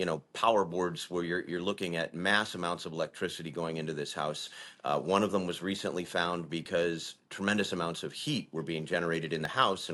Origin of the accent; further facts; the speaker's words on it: Maine, United States; I grew up in Maine. I love Maine. I happen to be in Washington, D.C. at the moment